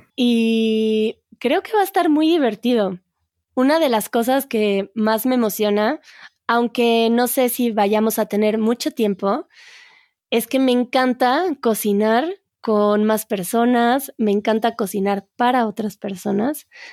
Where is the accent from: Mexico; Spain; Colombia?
Mexico; yo como buena mexicana